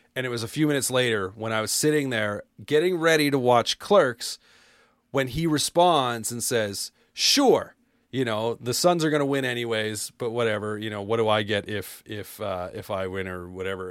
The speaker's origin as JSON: {"language": "English", "country": "Canada", "said": "I'm Canadian."}